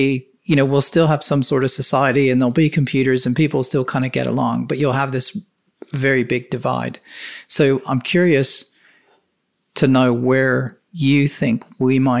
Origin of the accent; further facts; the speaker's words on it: United States; moved away as an adult; now in United Kingdom; being American